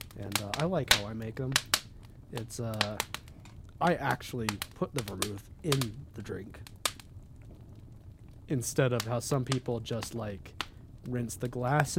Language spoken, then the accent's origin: English; California, United States; accent: Southern California; I think I sound like I'm from Southern California